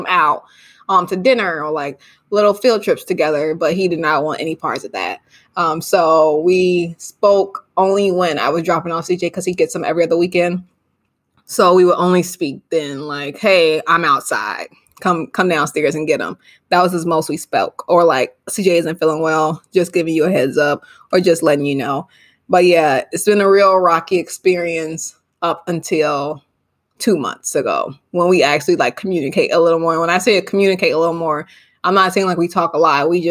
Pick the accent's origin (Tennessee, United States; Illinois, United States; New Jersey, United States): Illinois, United States; Chicago; I currently live in Chicago. We are from Chicago